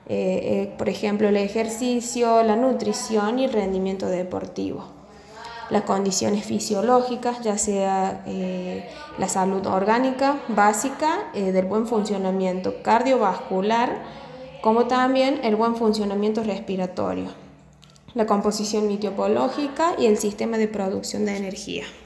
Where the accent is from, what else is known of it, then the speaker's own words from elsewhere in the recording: Villa Tulumba, Córdoba, Argentina; soy de Villa Tulumba